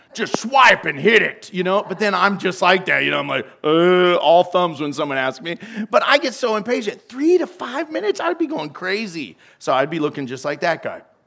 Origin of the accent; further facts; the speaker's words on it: United States; I'm American.